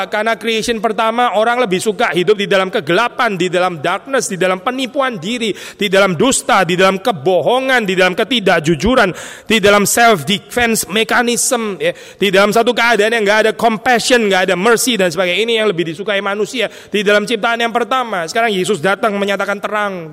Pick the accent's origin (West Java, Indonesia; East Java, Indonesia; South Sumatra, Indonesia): East Java, Indonesia; Gempol; Dia dipijat di Gempol, kota kecil saya, Jawa Timur.